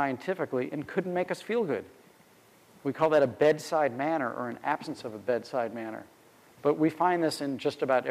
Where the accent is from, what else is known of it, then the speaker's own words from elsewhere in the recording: St. Louis, Missouri, United States; being a kid growing up in St. Louis